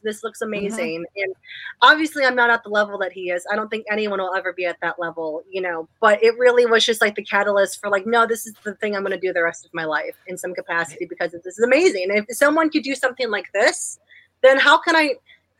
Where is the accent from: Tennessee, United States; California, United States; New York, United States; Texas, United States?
Tennessee, United States; Nashville; I told him I was from Nashville.